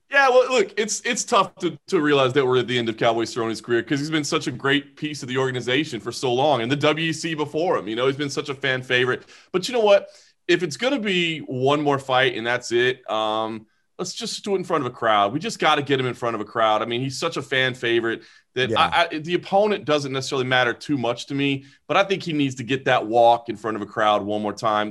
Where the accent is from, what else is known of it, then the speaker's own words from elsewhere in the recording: Dallas, Texas, United States; now in Las Vegas, United States; I grew up in Dallas, you know, the Dallas Fort Worth Metroplex